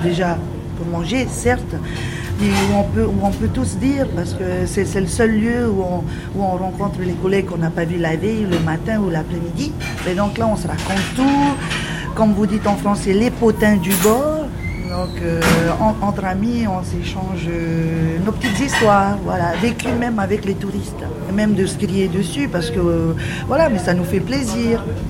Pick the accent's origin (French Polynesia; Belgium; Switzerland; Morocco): French Polynesia; Marquesas Islands; je suis de l'archipel des Marquises